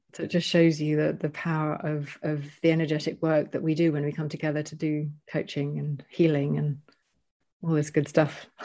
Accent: United Kingdom; moved away as an adult; also born or lived in Panama; I'm British

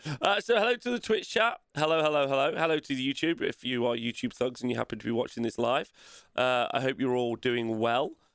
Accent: Nottingham, East Midlands, United Kingdom; it's just in my hometown

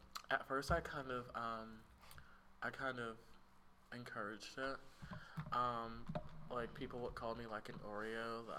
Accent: Tuscaloosa, Alabama, United States; born or raised there

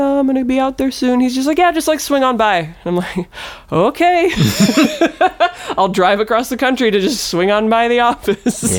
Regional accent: near Milwaukee, Wisconsin, United States; moved away as an adult; also born or lived in Los Angeles; I'm from Wisconsin, close-ish to Milwaukee

